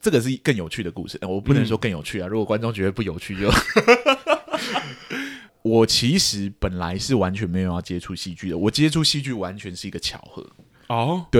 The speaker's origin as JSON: {"language": "Chinese", "country": "Laos", "tie": "born or raised there", "also_born_or_lived": "Thailand", "said": "那我到底在哪里长大的呢？我在一个非常冷门的国家哦，那个国家叫寮国，这样，英文的名称叫 Laos。"}